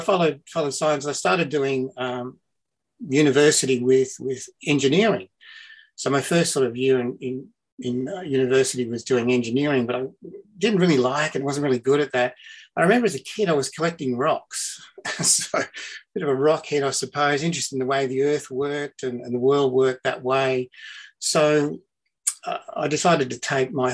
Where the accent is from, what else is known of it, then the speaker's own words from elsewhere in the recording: Wagga Wagga, New South Wales, Australia; also born or lived in Caloundra, Queensland / Toowoomba, Queensland / South Australia; now in Melbourne, Australia; I was born in Wagga in New South